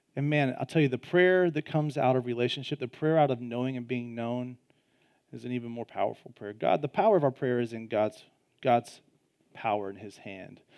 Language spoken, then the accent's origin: English; Georgia, United States; I'm from Georgia, Southeastern Conference, Georgia Bulldog fan